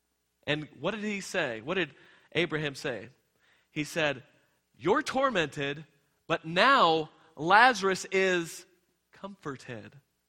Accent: Texas, United States; I came from Texas. It's everything's bigger and better in Texas.

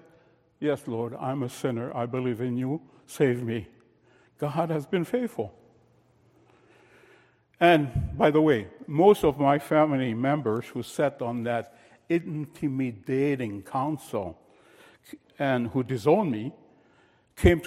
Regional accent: France; moved away as an adult; I was born in France shortly after World War II

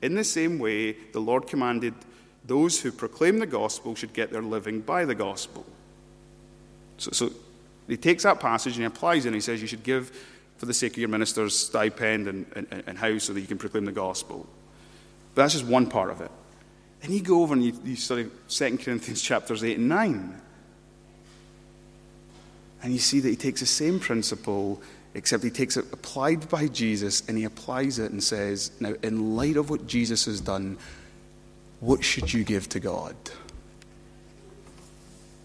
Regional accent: United Kingdom; we're British

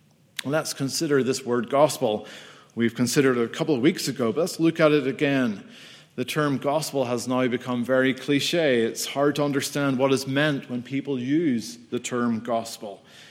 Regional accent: United Kingdom; I am from the United Kingdom of Great Britain and Northern Ireland.

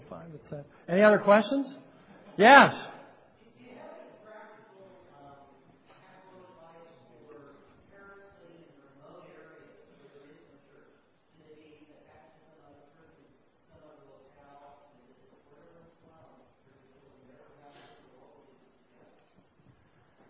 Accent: California, United States; I'm a Californian

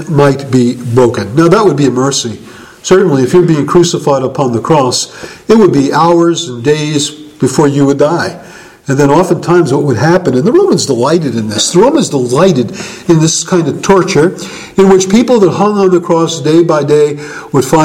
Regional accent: United States; I'm an American, and I didn't have a Jewish identity

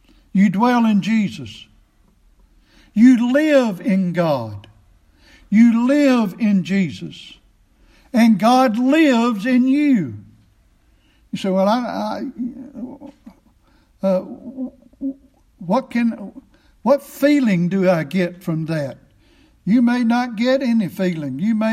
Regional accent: Chestnut Glade community, Weakley County, Tennessee, United States; I'm a Tennessean because I've lived in this state all my life, from one end to the other

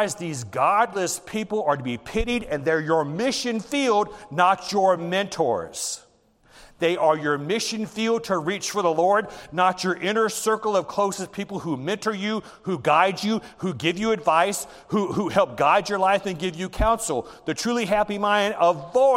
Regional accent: the South, United States; I grew up in the South, and when I was in the elementary school, you get a whooping from the principal

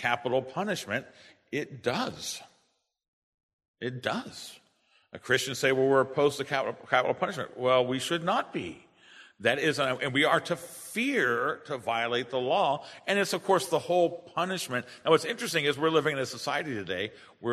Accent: United States; as an American citizen

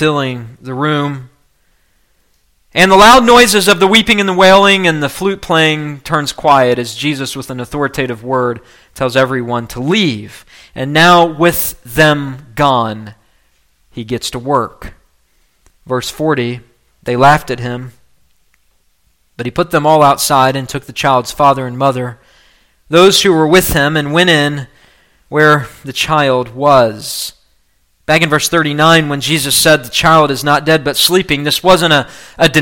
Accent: West Virginia, United States; also born or lived in Kentucky; my home state of West Virginia

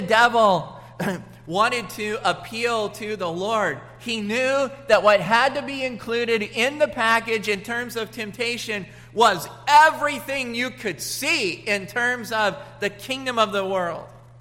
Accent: United States; moved away; also born or lived in Washington / Colorado; I grew up in Washington, and then I grew up in Colorado

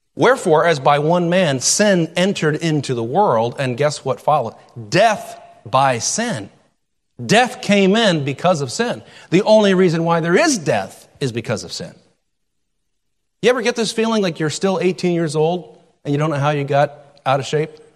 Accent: United States; as American citizens

